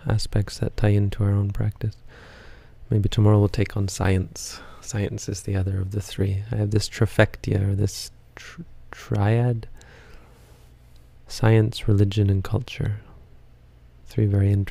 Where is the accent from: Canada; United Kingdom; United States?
Canada; I'm Canadian